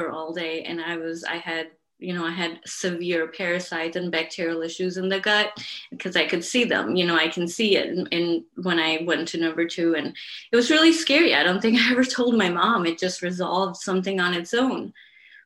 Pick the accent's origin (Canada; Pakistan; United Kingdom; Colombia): Pakistan; moved away; Where I'm from, I'm from Pakistan.